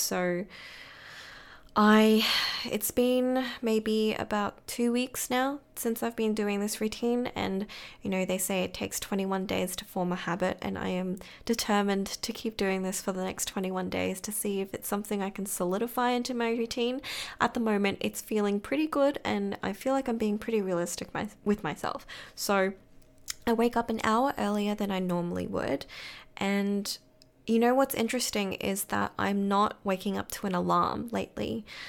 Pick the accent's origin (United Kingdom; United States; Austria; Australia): Australia; Brisbane, Queensland; now in Melbourne, Australia; So I moved from Brisbane to Melbourne, and of course the weather was something that I really had to get used to.